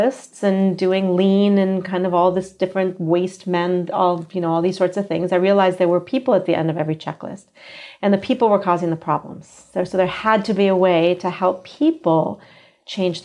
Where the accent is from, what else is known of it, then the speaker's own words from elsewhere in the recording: United States; accent: American; moved away as an adult; also born or lived in San Francisco; now in Singapore; I am American, as you can tell by my accent